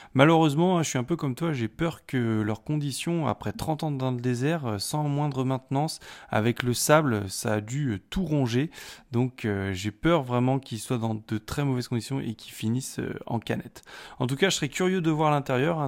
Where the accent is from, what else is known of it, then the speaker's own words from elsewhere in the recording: France; chez nous, en France